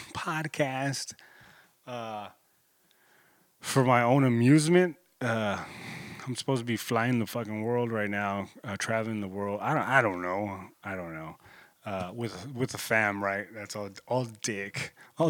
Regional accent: Corpus Christi, Texas, United States; my hometown, you know, I'm in Corpus Christi, 361

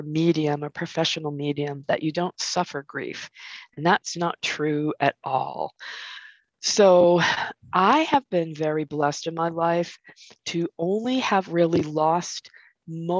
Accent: Massachusetts, United States; also born or lived in California; I grew up here in Massachusetts, but I moved to California when I was 19

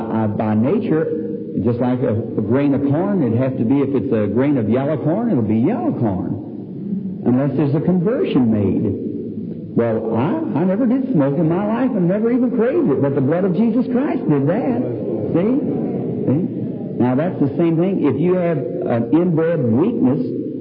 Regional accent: the South, United States; I'm from the South

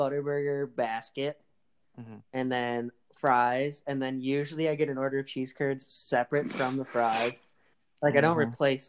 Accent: Wisconsin, United States; I'm from Wisconsin.

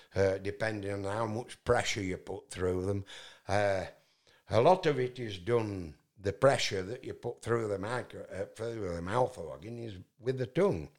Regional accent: Yorkshire and the Humber, United Kingdom; accent: Yorkshire; I'm from Yorkshire in England

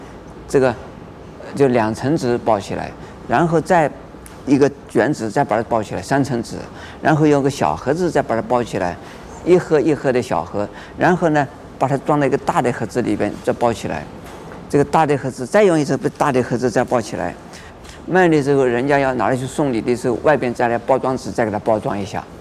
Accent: China; 我们中国人。有这么一句啊俗话：“人要衣装，佛要金装。”

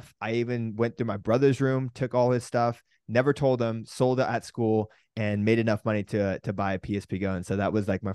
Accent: California, United States; we grew up in California in this kind of a little bit more of a countryside of California where people would have fields.

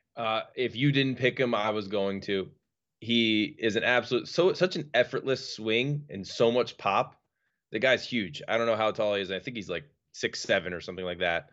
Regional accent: New York, United States; as a New Yorker

